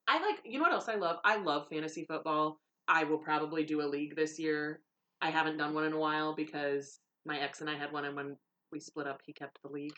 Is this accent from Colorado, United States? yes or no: no; Chicago, Illinois, United States; growing up in Chicagoland